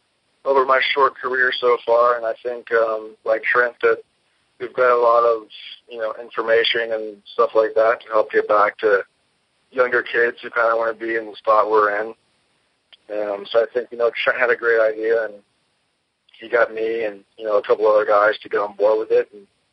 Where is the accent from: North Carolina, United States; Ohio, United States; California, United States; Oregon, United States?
North Carolina, United States; Greenville; I'm 17 years old. I come from Greenville, North Carolina, which is a small city about an hour and a half east of Raleigh, North Carolina.